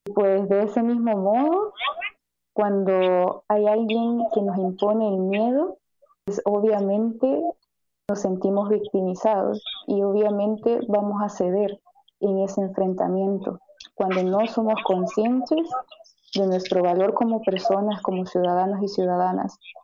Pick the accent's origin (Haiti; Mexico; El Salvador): El Salvador; Como salvadoreños y salvadoreñas